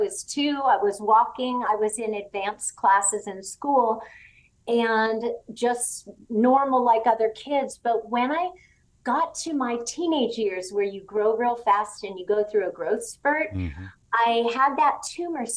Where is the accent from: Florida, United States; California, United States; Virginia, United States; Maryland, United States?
California, United States; Southern; moved away as an adult; also born or lived in Tennessee; I grew up in Southern California